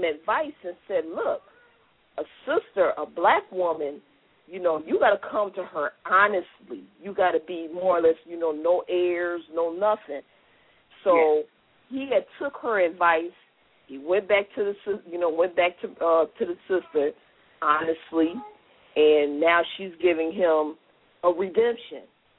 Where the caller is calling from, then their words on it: U.S. Virgin Islands; I'm calling from St. Thomas.